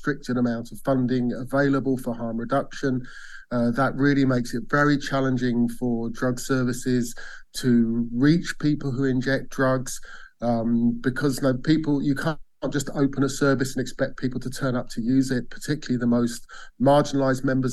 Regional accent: Bath, South West England, United Kingdom; In my hometown of Bath

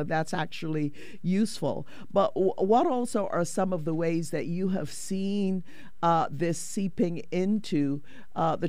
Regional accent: Barbados; growing up in Barbados, I grew up in the Anglican Church

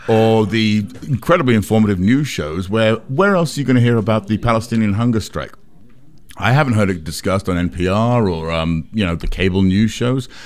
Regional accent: England, United Kingdom; now in United States; I grew up in England where they censored movies and T V

